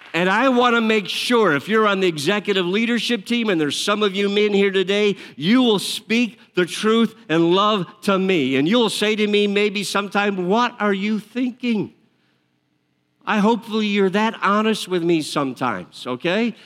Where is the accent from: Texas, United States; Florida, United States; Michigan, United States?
Michigan, United States; outside Detroit; I grew up outside Detroit, my family, a lot of them, my father worked for Ford Motor Company